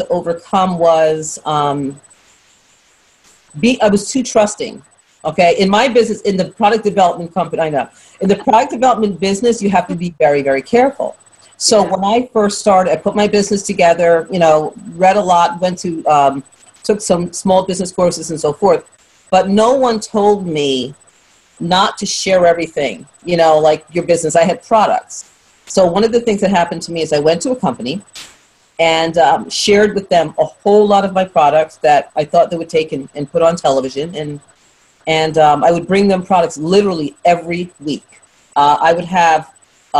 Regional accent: New York City, New York, United States; also born or lived in London; born in London, raised in Brooklyn.

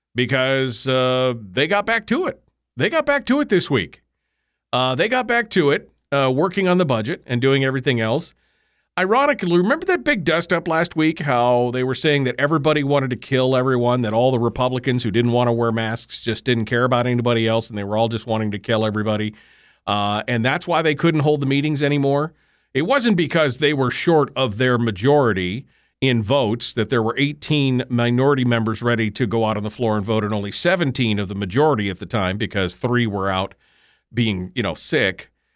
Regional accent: Fairbanks, Alaska, United States; moved away as an adult; now in South Central Alaska, United States; Fairbanks. My hometown, my legacy, the place where my family has lived

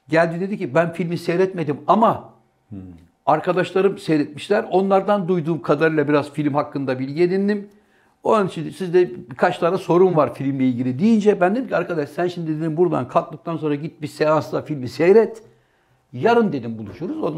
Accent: Artvin, Turkey; Benim memleketimde kutlayacaksın doğum günü.

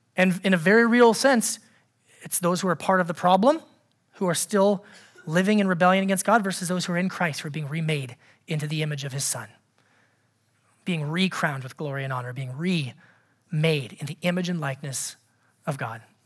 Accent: Anchorage, Alaska, United States; growing up in Anchorage, Alaska

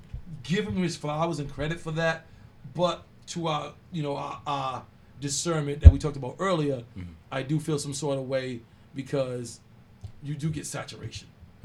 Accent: Rhode Island, United States; because we're from Rhode Island

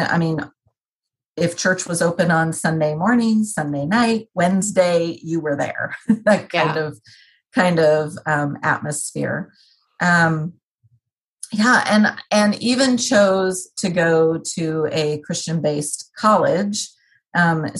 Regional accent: New Jersey, United States; I was born in New Jersey.

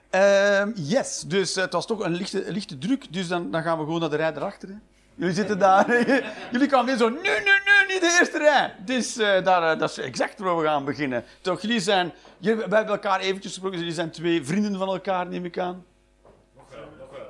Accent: Flanders, Belgium; Ik ben een Vlaming

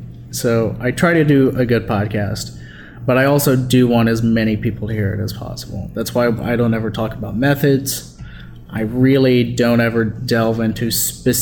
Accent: North Louisiana, United States; I'm some dipshit from North Louisiana

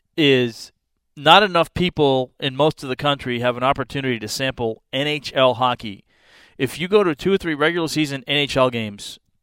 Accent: Arlington, Massachusetts, United States; moved away; now I grew up in New England in Massachusetts where hockey – I mean, the high school I went to was known as a hockey school.

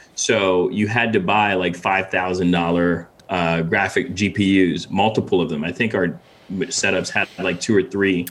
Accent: Ghana; also born or lived in Windsor, Connecticut, United States / Boston, United States; now in New York, United States; I was born in Ghana, in West Africa. Uh, uh, moved to from Ghana to Windsor, Connecticut, uh, uh early '90s, or no, no, actually late 90s is when we moved

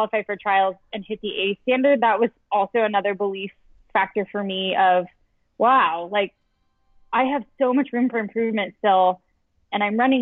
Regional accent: Colorado, United States; moved away; also born or lived in Chicago; we are both from Colorado. So we both moved back that same year

